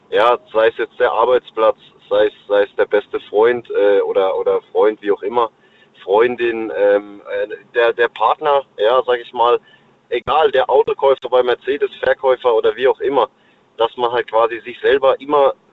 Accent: Pforzheim, Baden-Württemberg, Germany; born there; now in Offenburg, Germany; Also geboren bin ich in Pforzheim und äh, jetzt aktuell lebe ich auch im Schwarzwald tatsächlich, ja.

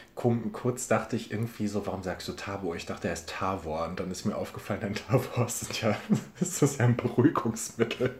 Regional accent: Ruhr area, North Rhine-Westphalia, Germany; ich komme auch aus dem Ruhrgebiet

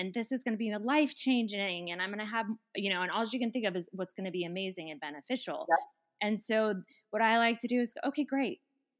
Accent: Colorado, United States; I come from Colorado.

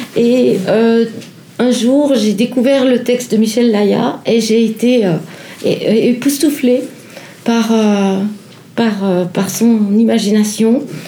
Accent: Vaud, Switzerland; je suis vaudoise

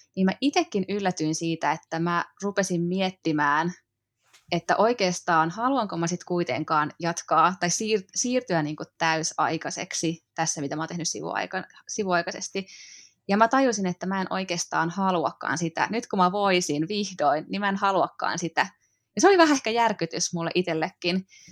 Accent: Mänttä, Pirkanmaa, Finland; moved away as an adult; also born or lived in Helsinki; now in Hollola, Finland; mä oon kotoisin pikkukaupungista, Mäntästä, Pirkanmaalta, ja sit lukion jälkeen mä muutin sieltä etelään.

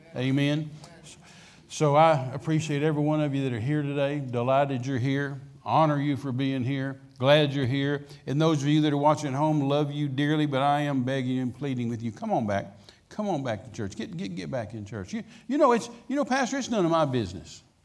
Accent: Midland, Texas, United States; I was raised out in West Texas, Midland, Texas

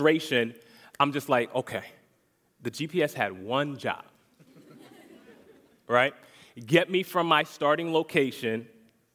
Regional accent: Connecticut, United States; now in Orlando, United States; I'm not born here originally. I'm actually from Connecticut

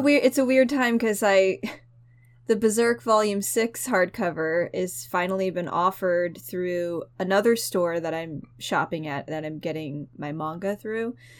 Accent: United States; as a human being and an American

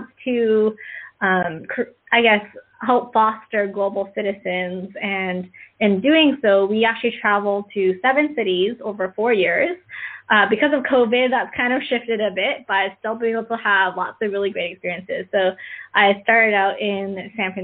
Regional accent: Markham, Ontario, Canada; moved away as an adult; growing up in Canada, I grew up in Markham, Ontario, small suburb outside of Toronto

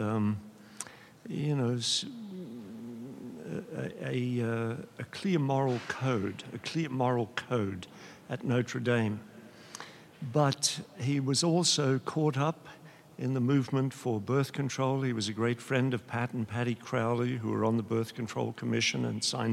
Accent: Australia; moved away; I'm an Australian

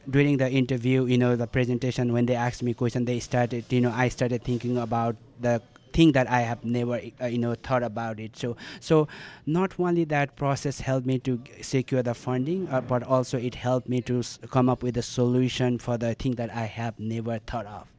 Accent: Nepal; I grew up uh, in such a you know critical uh, time of the you know the country

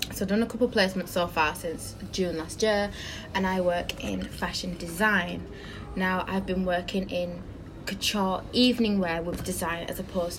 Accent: Yorkshire and the Humber, United Kingdom; I'm from Yorkshire, I am.

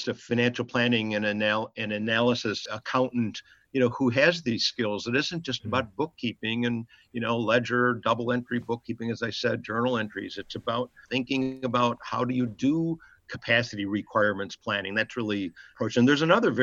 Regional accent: Chicago, Illinois, United States; my mother and father had a little delicatessen in Chicago, and we lived in a tiny apartment above it

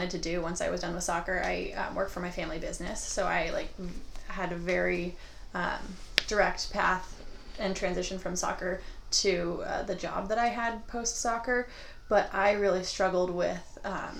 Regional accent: Oregon, United States; I grew up in Oregon

